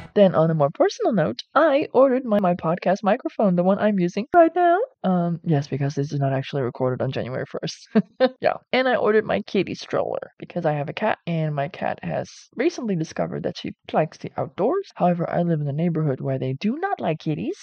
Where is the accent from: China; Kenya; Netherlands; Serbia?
Netherlands; I'm from the Netherlands, which is a European Union country.